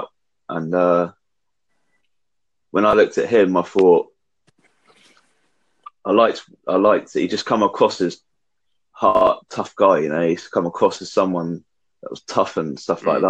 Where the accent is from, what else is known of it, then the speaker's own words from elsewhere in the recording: England, United Kingdom; I'm from England